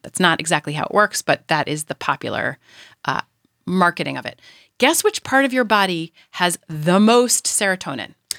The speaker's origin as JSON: {"language": "English", "region": "New York", "country": "United States", "tie": "born or raised there", "moved": "as an adult", "lives_now": "California, United States", "said": "I am a New Yorker"}